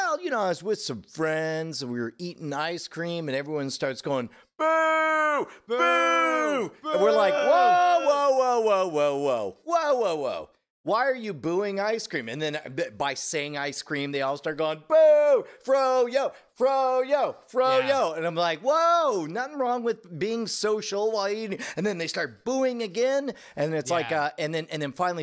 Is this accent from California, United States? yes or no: yes; California, United States; now in Austin, United States; I was born in California